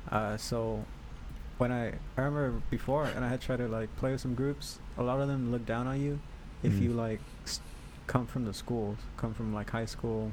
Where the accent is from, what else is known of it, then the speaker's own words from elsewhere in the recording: Alamo, Texas, United States; moved away; No, I grew up in Alamo. It was McAllen High School.